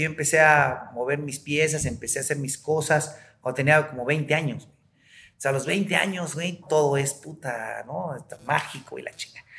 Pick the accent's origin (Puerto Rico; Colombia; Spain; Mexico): Mexico; Oaxaca